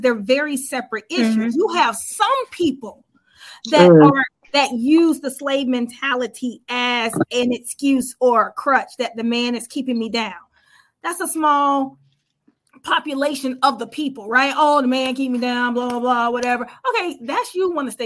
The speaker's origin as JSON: {"language": "English", "country": "United States", "said": "I'm a Black American."}